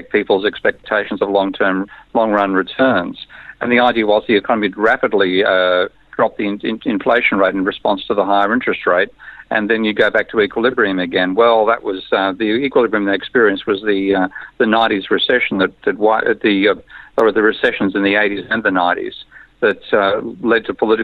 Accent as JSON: {"language": "English", "country": "Australia", "said": "I'm an Australian."}